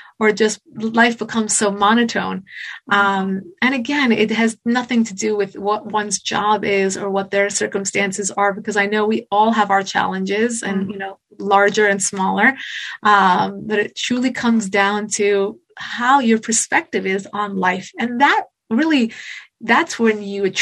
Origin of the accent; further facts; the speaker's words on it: United States; I was born in America, obviously to Iranian American parents